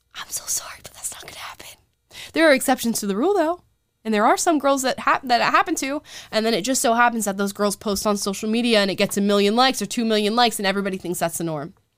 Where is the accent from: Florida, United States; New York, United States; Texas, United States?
Florida, United States; Central; Southern Florida, which y'all know is my home state. I'm not from Southern Florida, but Central